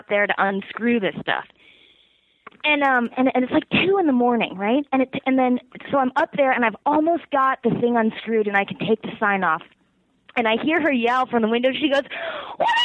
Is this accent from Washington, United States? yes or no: no; Petaluma, California, United States; moved away as an adult; also born or lived in San Francisco; now in New York City, United States; I'm from Petaluma, which is about 45 minutes north of San Francisco. So I kind of, you know, bounced around from, like, my hometown to then, like, college